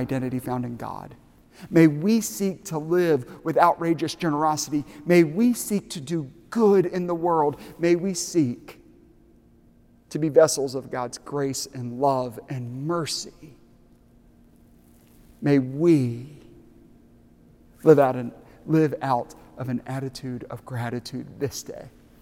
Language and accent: English; Aiken, South Carolina, United States; moved away; my hometown of Aiken, South Carolina